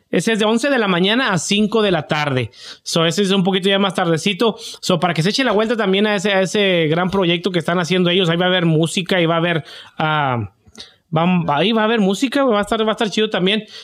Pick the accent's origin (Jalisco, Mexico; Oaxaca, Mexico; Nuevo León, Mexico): Jalisco, Mexico; Lagos de Moreno; Soy de Lagos de Moreno, Jalisco. Un saludito